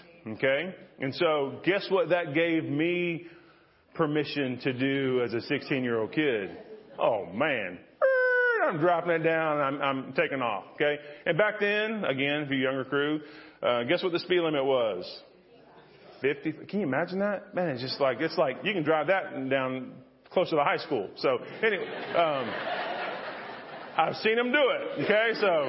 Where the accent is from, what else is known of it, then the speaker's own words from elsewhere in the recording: Freeport, Texas, United States; also born or lived in Florida / Missouri / Arkansas / Fort Worth; I was born in Florida, and I've lived in Missouri and Arkansas and Fort Worth and Needville and all kind of places. And so I ended up graduating from a town in Freeport, Texas, down on the coast, Surfside, Lake Jackson.